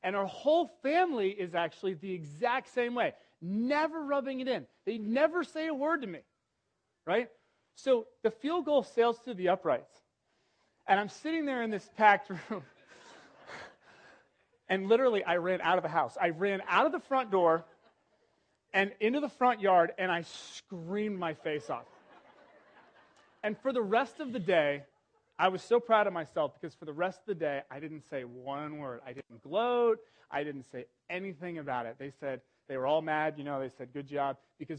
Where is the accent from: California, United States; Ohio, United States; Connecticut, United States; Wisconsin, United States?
Ohio, United States; Cincinnati; I'm from Cincinnati, Ohio.